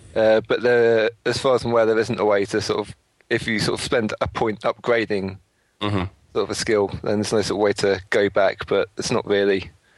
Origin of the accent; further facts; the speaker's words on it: United Kingdom; We are British, though.